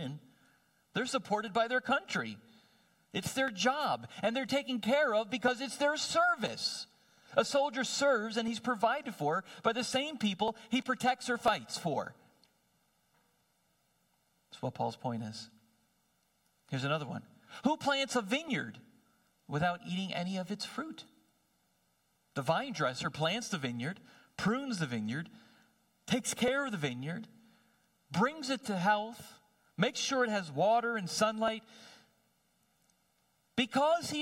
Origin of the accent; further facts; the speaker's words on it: New Jersey, United States; I'm a city boy. So I did not grow up with oxen treading out grain